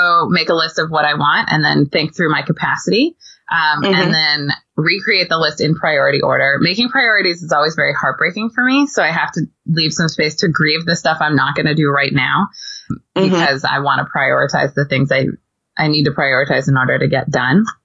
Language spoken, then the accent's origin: English; California, United States; moved away as an adult; I grew up in California